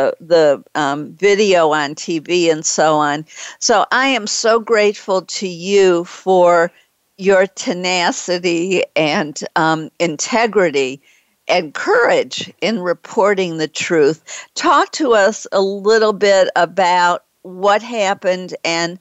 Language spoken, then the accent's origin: English; Detroit, Michigan, United States; I'm from Detroit, and I went to the University of Michigan